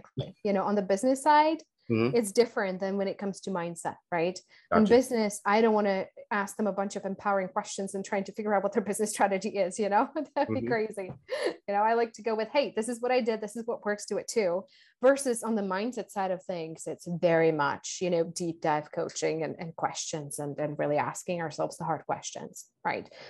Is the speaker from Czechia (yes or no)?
yes; Czechia; now in Costa Rica; Home country of? Czech Republic.